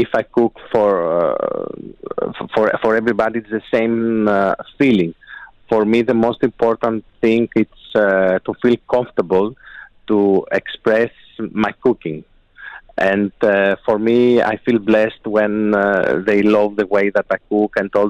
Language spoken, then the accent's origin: English; Athens, Attica, Greece; now in Dubai, United Arab Emirates; all these recipes that we grown up in Greece and also in Athens.